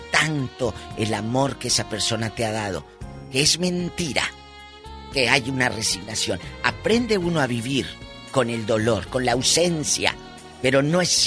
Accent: Matamoros, Tamaulipas, Mexico; mandaba las cartas a la radiodifusora en Matamoros, Tamaulipas, mi tierra, y luego ya las leía el locutor.

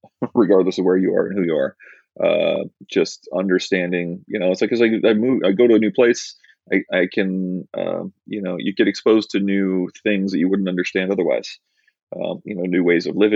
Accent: central Illinois, United States; moved away as an adult; I grew up in central Illinois.

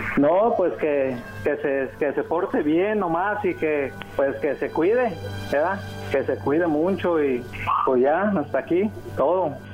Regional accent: Sinaloa, Mexico; yo soy de, de Sinaloa.

